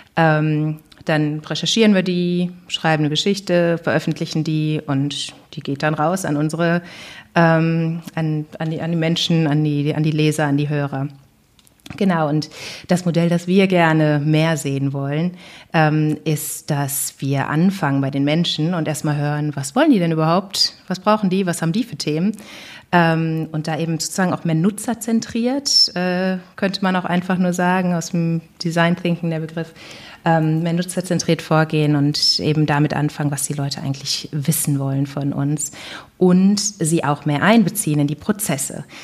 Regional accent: Duisburg, North Rhine-Westphalia, Germany; also born or lived in Bonn; in meiner Heimatstadt Duisburg-Rheinhausen

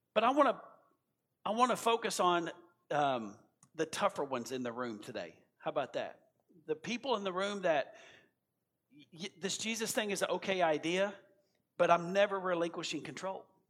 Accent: United States; as an American

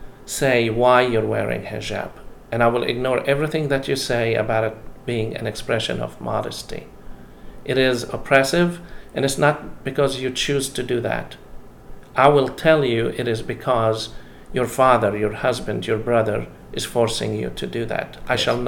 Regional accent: Jerusalem, Jerusalem District, Israel; I grew up in Jerusalem, and pilgrims from Cyprus would walk around dressed in black

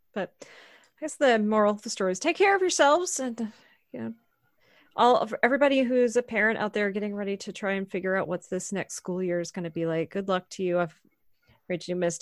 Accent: Maine, United States; moved away; also born or lived in Tacoma / Virginia Beach; where I grew up in Maine

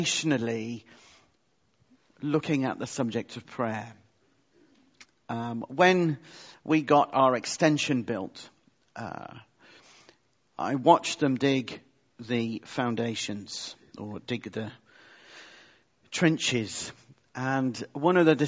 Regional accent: United Kingdom; we are British

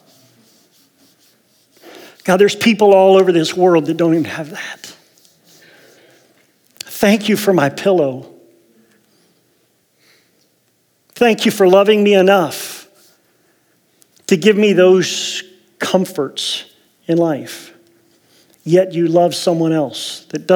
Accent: Ohio, United States; moved away as an adult; also born or lived in Las Vegas; now in Medford, United States; I was born and raised in Ohio, O-H.

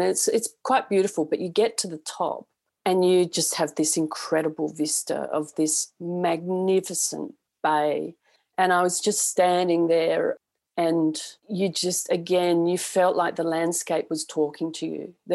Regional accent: Australia; moved away; also born or lived in Texas; I come from Australia

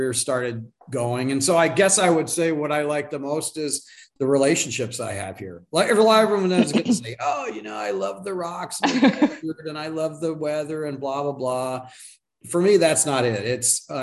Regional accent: Phoenix, Arizona, United States; also born or lived in Tucson, Arizona; I'm a native Arizonan. So I was born in Tucson in the 60s. We moved up to Phoenix when I was in like fifth grade, and lived here ever since

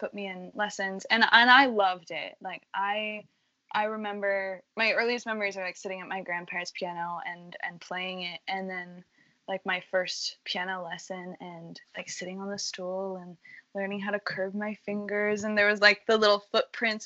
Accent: Colorado Springs, Colorado, United States; moved away as an adult; now in Boston, United States; coming from Colorado Springs, where, well, it was like I had a really good community there in the arts, and I could walk down the streets of my hometown

